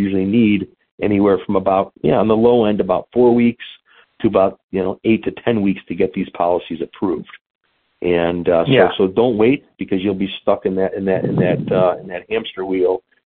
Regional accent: Illinois, United States; my home state of Illinois

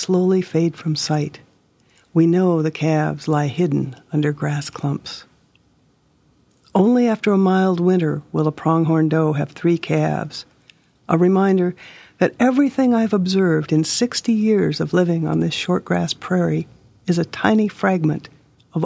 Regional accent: Hermosa, South Dakota, United States

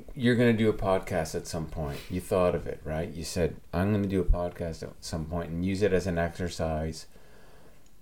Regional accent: Brampton, Ontario, Canada; Memory Lane, my hometown, Brampton, Ontario

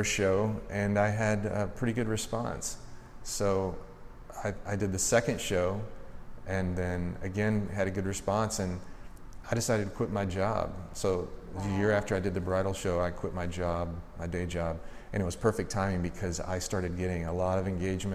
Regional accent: Austin, Texas, United States; also born or lived in Sugar Land, Texas; I was from Austin, so I was the tree hugger that moved to Sugar Land.

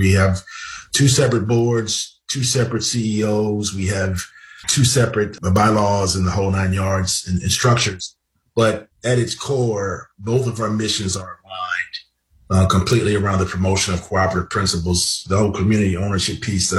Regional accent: Statesville, North Carolina, United States; I grew up in a part of my hometown called Statesville, North Carolina

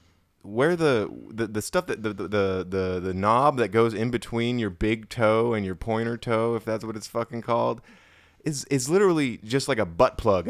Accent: Hawaii, United States; moved away; I was born and raised in Hawaii

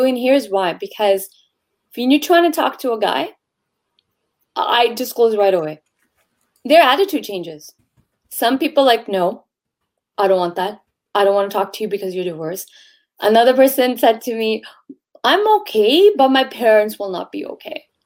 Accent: Toronto, Ontario, Canada; I'm born and raised in Canada, Tor- Toronto specifically

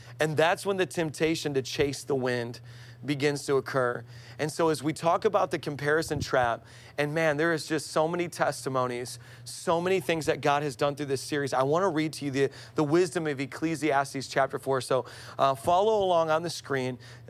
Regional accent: Midwest, United States; moved away as an adult; also born or lived in Queens, New York / Long Island; now in New York, United States; I'm from the Midwest.

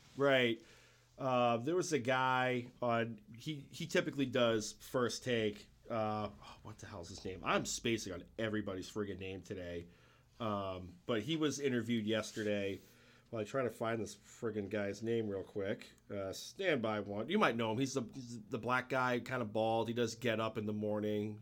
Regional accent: New England, United States; I'm from New England

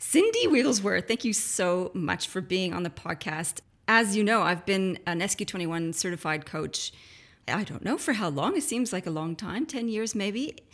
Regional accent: Canada; now in Australia; I'm Canadian originally

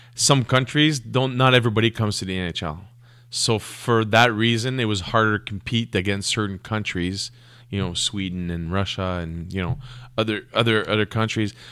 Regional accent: Canada; we're Canadian

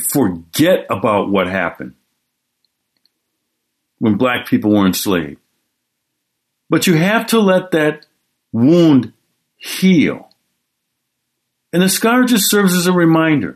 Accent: Milwaukee, Wisconsin, United States; my hometown, Milwaukee, Wisconsin

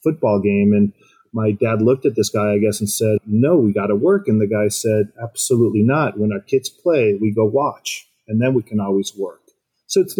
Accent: Mexico City, Mexico; now in United States; growing up in Mexico City was pretty amazing

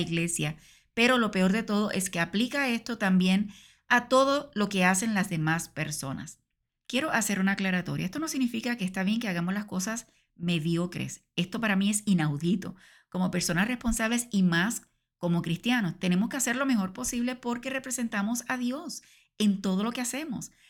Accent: Puerto Rico; en mi país, Puerto Rico

